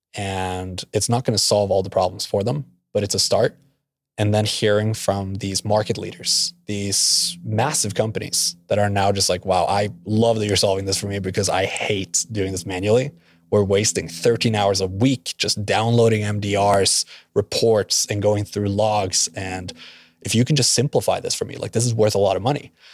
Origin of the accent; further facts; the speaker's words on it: Norway; also born or lived in Oklahoma; now in Tulsa, United States; I'm from Norway, uh, but met at OU by chance